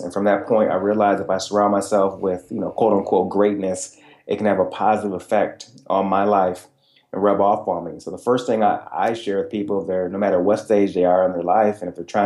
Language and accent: English; Michigan, United States; that blue-collar environment I was raised in Michigan